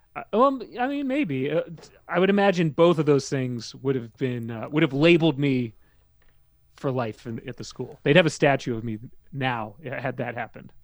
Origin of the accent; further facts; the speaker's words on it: Maryland, United States; moved away as an adult; now in New York, United States; I grew up in Maryland. I moved there in ninety-three, and then I, I left there